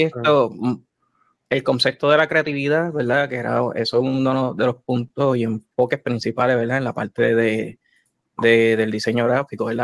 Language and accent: Spanish; San Lorenzo, Puerto Rico; soy originalmente de, de, San Lorenzo. El pueblo de Chayán